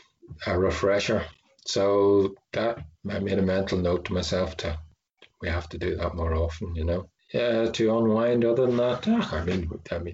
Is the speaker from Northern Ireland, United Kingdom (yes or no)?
yes; Belfast, Northern Ireland, United Kingdom; I grew up in Belfast, I was a city kid